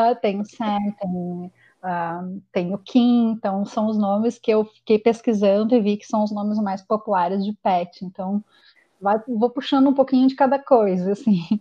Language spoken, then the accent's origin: Portuguese; Porto Alegre, Rio Grande do Sul, Brazil; moved away as an adult; now in Toronto, Canada; eu sou gaúcha de Porto Alegre e fui morar no Canadá, há, vim morar no Canadá há cinco anos atrás, em Toronto.